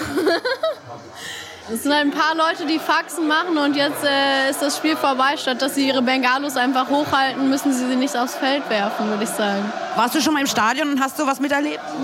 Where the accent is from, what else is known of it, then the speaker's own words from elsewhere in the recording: Berlin, Germany; Man kommt aus Berlin, man lebt in Berlin, kommt aus Westberlin